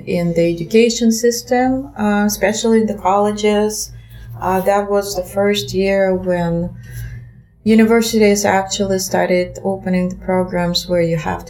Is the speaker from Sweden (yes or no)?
no; Russia; English is a second language; My years of growing up in Russia came to the interesting times, because my school years, elementary and middle school, came to time still of the Soviet Union.